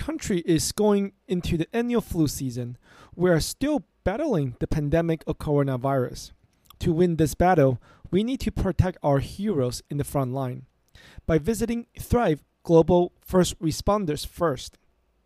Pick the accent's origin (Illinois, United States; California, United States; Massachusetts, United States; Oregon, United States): California, United States; I am from California and it is still very dear to my heart